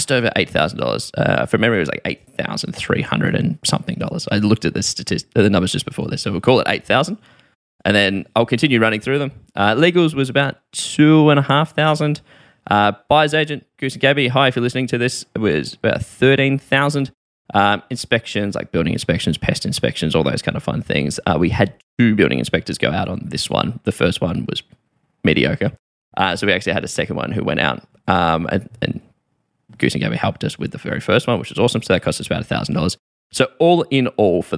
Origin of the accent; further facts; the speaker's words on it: Melbourne, Victoria, Australia; I'm from Melbourne